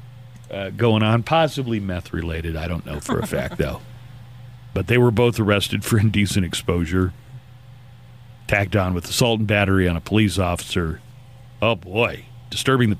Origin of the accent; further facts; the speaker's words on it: Okmulgee, Oklahoma, United States; a town like my hometown was a boom town